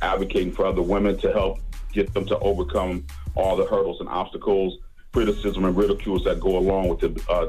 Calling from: Wisconsin, United States

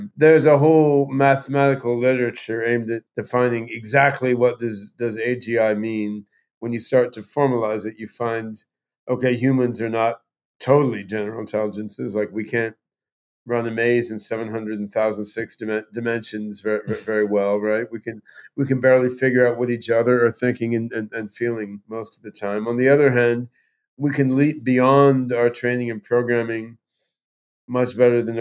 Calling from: Vashon Island, Washington, United States; I'm on Vashon Island uh, off the coast

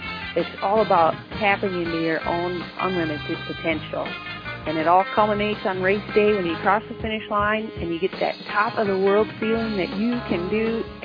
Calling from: Idaho, United States; I'm calling from Idaho

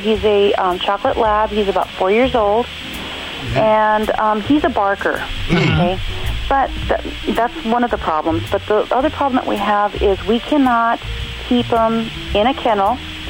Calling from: Lake Mathews, California, United States; I'm calling from Lake Matthews, California.

